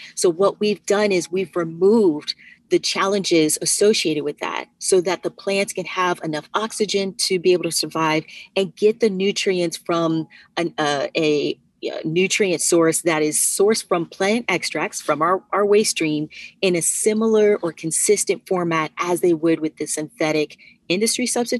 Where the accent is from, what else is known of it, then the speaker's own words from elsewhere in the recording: Virginia, United States; now in New York, United States; I am originally from Virginia and went to Virginia Tech, majored in information technology, moved up to New York immediately after